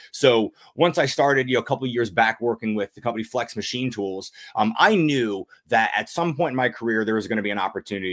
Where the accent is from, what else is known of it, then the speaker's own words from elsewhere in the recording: United States; I'm all about being American